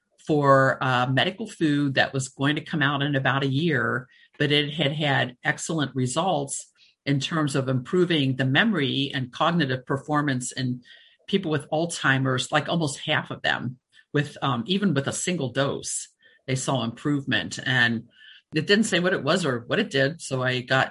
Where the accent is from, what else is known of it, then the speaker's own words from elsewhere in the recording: Cincinnati, Ohio, United States; moved away; also born or lived in Florida; I grew up in Cincinnati